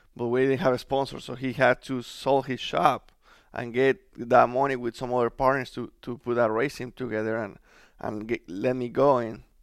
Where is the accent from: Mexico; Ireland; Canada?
Mexico; English is a second language; moved away as an adult; now in United States; I was just, you know, trying to make my career in Mexico. But since everything happened early, uh, we decided to move to the United States